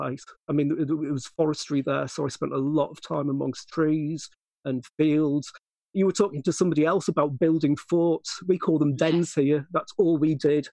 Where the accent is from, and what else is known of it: Guisborough, North East England, United Kingdom; born or raised there; also born or lived in Middlesbrough